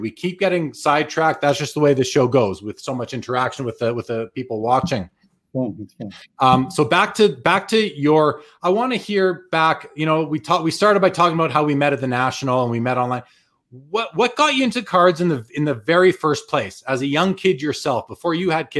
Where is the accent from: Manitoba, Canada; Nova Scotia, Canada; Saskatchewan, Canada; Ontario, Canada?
Manitoba, Canada; Winnipeg; now in Calgary, Canada; I'm originally from Winnipeg. I live in Calgary now, but I left Winnipeg just after the Jets left in 96. I left in 02